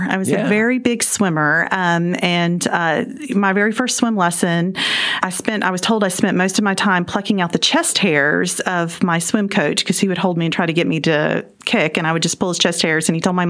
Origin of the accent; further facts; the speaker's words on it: Clinton, Mississippi, United States; also born or lived in Columbus, Mississippi; now in Mansfield, Texas, United States; I grew up in Clinton, Mississippi, which is a little suburb outside of Jackson, Mississippi.